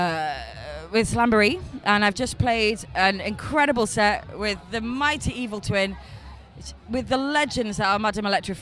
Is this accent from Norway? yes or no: no; Cumbria, North West England, United Kingdom; also born or lived in Manchester; it's up in Cumbria now, so we brought it back up to my hometown.